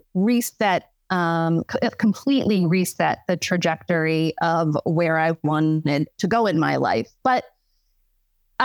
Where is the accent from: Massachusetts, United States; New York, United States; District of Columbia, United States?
Massachusetts, United States; Plymouth; also born or lived in Millis, Massachusetts; I grew up in Plymouth, Massachusetts, where the Pilgrims landed